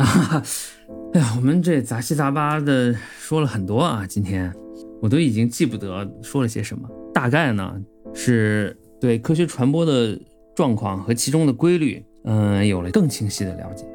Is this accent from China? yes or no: yes; Qinghai, China; 我是青海人